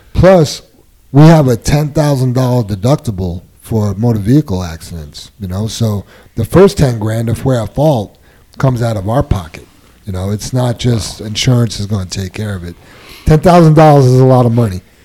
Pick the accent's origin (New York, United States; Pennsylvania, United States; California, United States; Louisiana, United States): New York, United States; moved away; where I grew up in New York